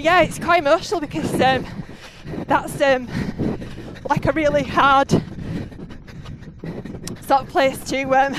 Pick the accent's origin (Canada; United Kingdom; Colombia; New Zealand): United Kingdom; Halifax, Yorkshire and the Humber; Halifax. Right. So I'm born and bred. Right. In West Yorkshire.